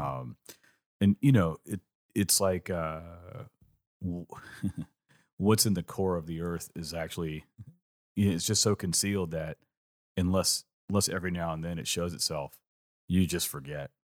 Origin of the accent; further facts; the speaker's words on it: California, United States; growing up in California